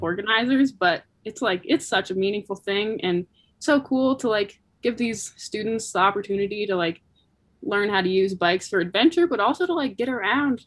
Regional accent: Anchorage, Alaska, United States; also born or lived in Bellingham, Washington; I, I was born there and grew up

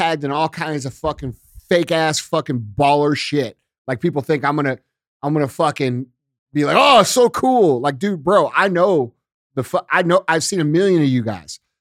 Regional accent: Missouri, United States; I'm from Missouri

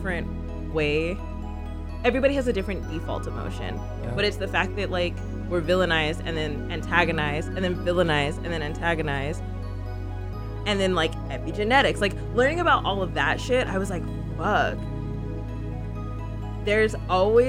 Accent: Phoenix, Arizona, United States; I was actually raised in a conservative state. I'm from Phoenix, y'all. Phoenix, Arizona.

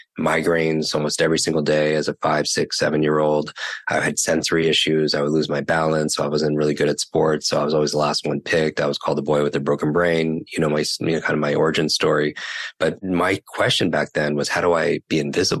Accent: New York, United States; I can't talk that slow because I'm from New York.

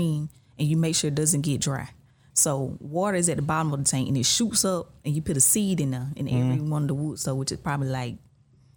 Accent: Salem, Georgia, United States; I'm from Salem. It's a community. It's Upson County.

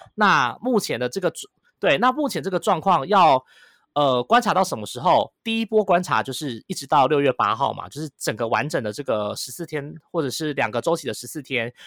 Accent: Taiwan; 大家全世界都在看我们台湾在怎么控制这个

